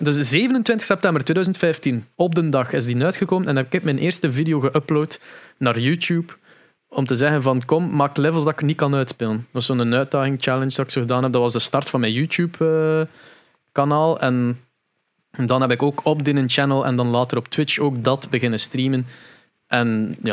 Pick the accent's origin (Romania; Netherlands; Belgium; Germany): Belgium; Veurne, Flanders; bij ons in Veurne